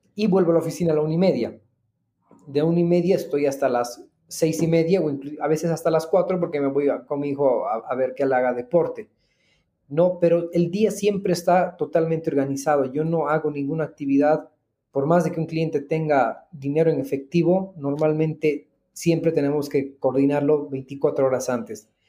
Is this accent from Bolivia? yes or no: yes; Bolivia; Yo soy agente inmobiliario hace más de tres años en Bolivia